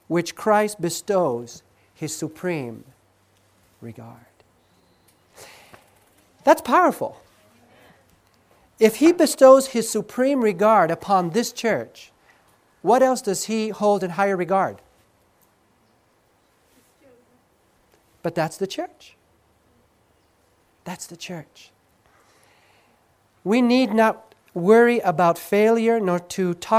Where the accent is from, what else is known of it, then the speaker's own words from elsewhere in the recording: Southern California, United States; moved away as an adult; I grew up in Southern California. This is my state